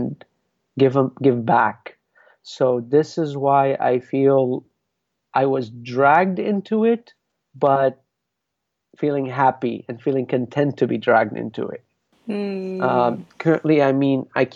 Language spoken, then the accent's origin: English; Lebanon; moved away; I came from Lebanon. I didn't say, I know I am Lebanese